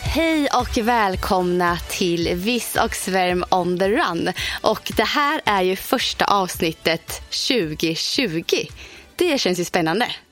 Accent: Motala, Östergötland, Sweden; moved away; hemma i Motala med svärfar, svärmor, mina föräldrar

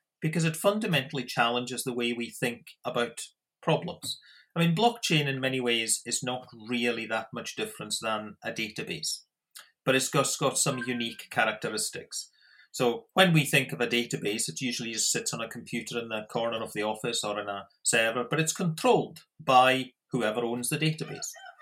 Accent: Scotland, United Kingdom; moved away as an adult; also born or lived in South Australia; now in Australia; I am Australian citizen, but obviously originally from Scotland

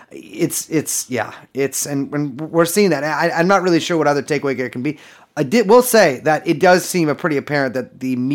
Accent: Scotland, United Kingdom; I'm a Scottish citizen.

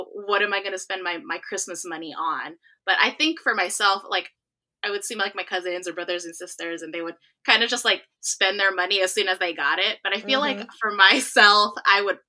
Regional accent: California, United States; also born or lived in South Korea; I'm originally from California, and I'm currently here now. But I spent the last 4 years living in South Korea teaching English.

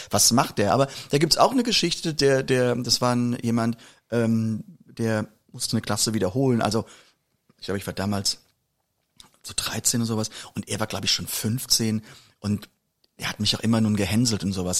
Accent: a village on the Moselle, Rhineland-Palatinate, Germany; aus dem Dorf, wo ich herkomme

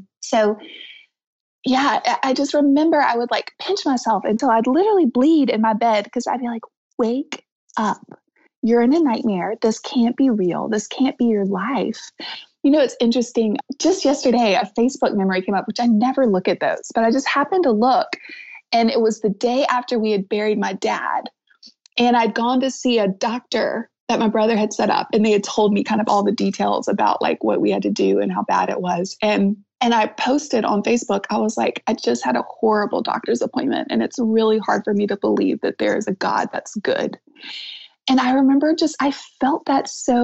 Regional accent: the South, United States; I'm from the South

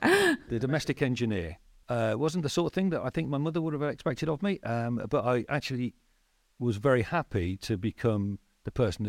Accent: Leicester, East Midlands, United Kingdom; moved away as an adult; So I'm originally from Leicester and I'm a Leicester Tigers fan.

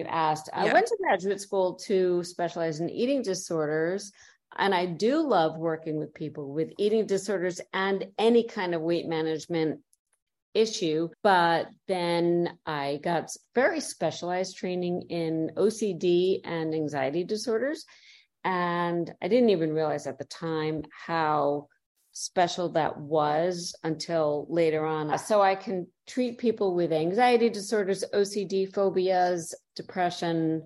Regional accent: New York, United States; moved away as an adult; also born or lived in Chicago / Detroit / Cleveland, Ohio; now in Florida, United States; I'm from New York

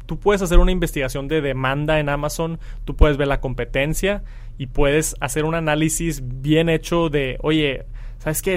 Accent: Mexico; soy de México

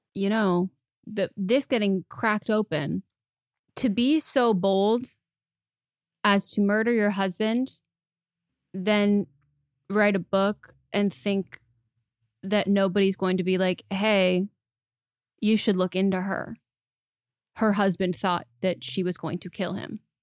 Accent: United States; as an American

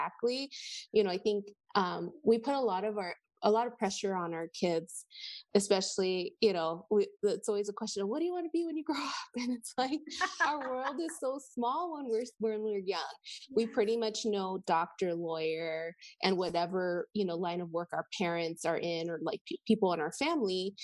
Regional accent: Los Angeles, California, United States; also born or lived in San Francisco; I was born in San Francisco, but I consider myself a native Angelina because I was in San Francisco for 1 year

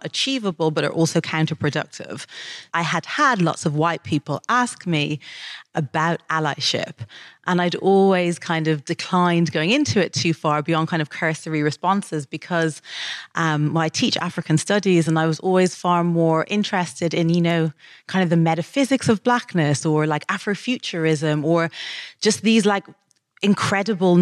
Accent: Dublin, Leinster, Ireland; moved away as an adult; When I was growing up in Dublin

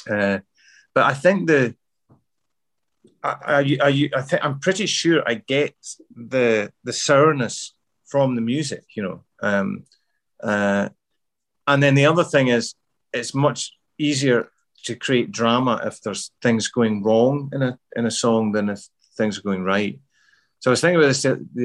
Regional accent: Glasgow, Scotland, United Kingdom; born or raised there; accent: Glasgow; also born or lived in Midlands, England

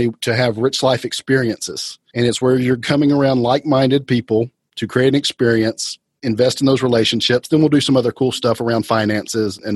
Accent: Atlanta, Georgia, United States; also born or lived in Athens, Georgia; I was born in Atlanta, went to school in Athens at the University of Georgia, about an hour away, and came back to Atlanta.

